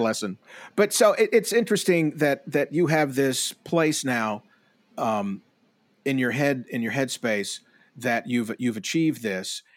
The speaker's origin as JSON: {"language": "English", "town": "Tupelo", "region": "Mississippi", "country": "United States", "tie": "born or raised there", "said": "a man who I grew up with here in Tupelo"}